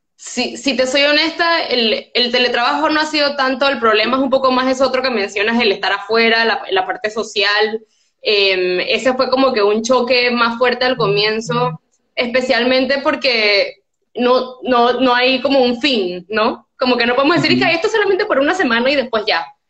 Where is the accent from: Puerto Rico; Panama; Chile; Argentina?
Panama; moved away as an adult; also born or lived in Switzerland; yo había vivido toda mi vida aquí y era todo lo que yo conocía